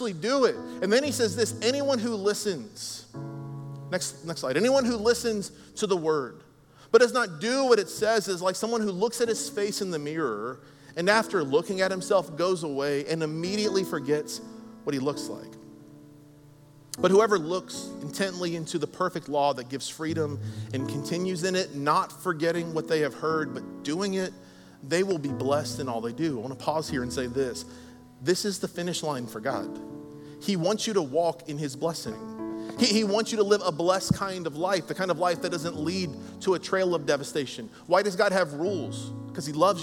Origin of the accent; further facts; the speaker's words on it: United States; I'm an American, America